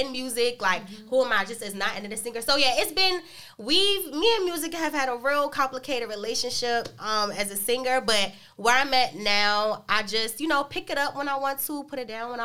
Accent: Washington, District of Columbia, United States; I'm from Northeast DC, born and raised.

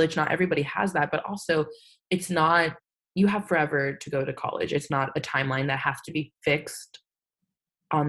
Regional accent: San Antonio, Texas, United States; also born or lived in Austin, Texas; I'm from San Antonio, Texas.

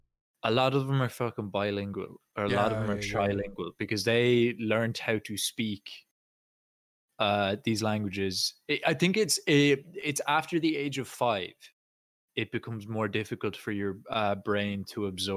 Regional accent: Ireland; first language Irish; I have Irish as my first language, but I'm also very glad that I didn't do it in school

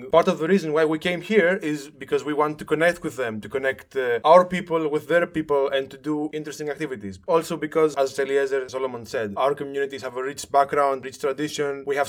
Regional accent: Thessaloniki, Central Macedonia, Greece; moved away as an adult; now in Larissa, Greece; I am soon to be 26. I am from Thessaloniki, but for the past year or so, I have been living in Larissa, 2 minutes from where Solomon lives. I serve as the Jewish educator of the Jewish community of Larissa.

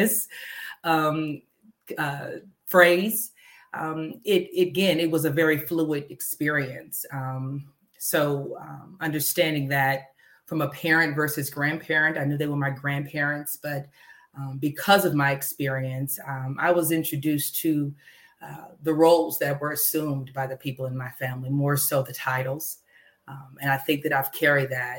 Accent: Dallas, Texas, United States; I was born in Dallas, Texas, raised there

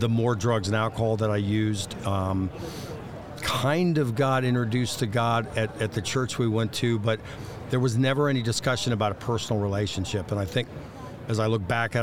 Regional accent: Dayton, Ohio, United States; I grew up in Dayton, Ohio

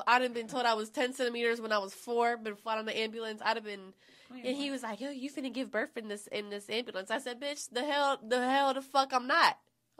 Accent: Florida, United States; I'm from Florida, bitch.

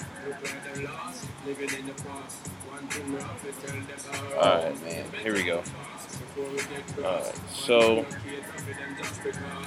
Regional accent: New York City, New York, United States; from Jamaica, Queens

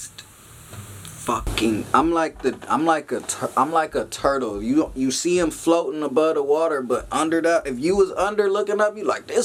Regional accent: Long Beach, California, United States; I'm from Long Beach, California, north side, but all Long Beach. I lived everywhere from Artesia to Ocean

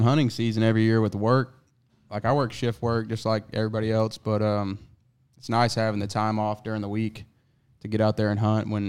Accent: Georgia, United States; because I came from Georgia.

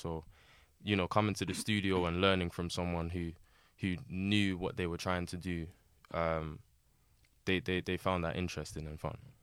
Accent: London, United Kingdom; born and raised in Southeast London, uh, predominantly, uh, Lewisham in the New Cross area

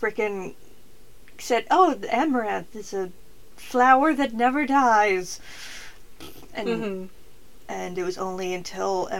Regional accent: United States; I am a millennial and an American

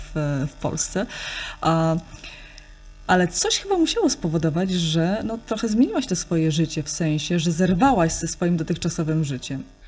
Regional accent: Kuyavian-Pomeranian Voivodeship, Poland; ja z Kujawsko-Pomorskiego, tam nie ma takiej e, gwary

